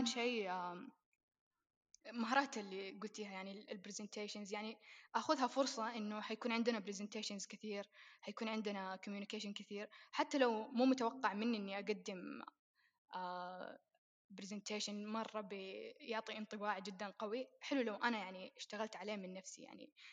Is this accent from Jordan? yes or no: no; Saudi Arabia; إحنا عندنا في السعودية